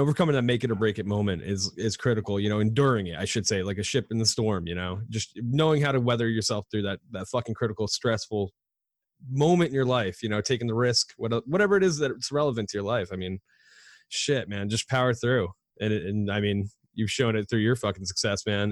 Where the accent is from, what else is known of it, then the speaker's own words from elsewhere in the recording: New York, United States; Growing up in New York